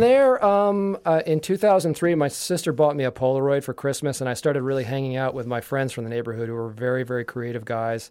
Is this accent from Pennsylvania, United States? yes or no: yes; Yardley, Pennsylvania, United States; I grew up in Yardley, Pennsylvania